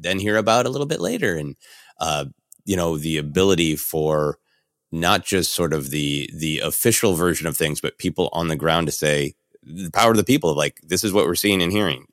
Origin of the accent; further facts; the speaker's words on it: Minneapolis, Minnesota, United States; I was raised in Minneapolis